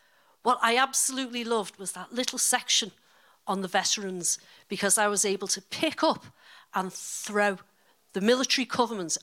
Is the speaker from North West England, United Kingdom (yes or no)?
yes; Liverpool, North West England, United Kingdom; now in Dorset, United Kingdom; I'm originally from Liverpool, as you can probably hear from my accent, but I actually live in Dorset.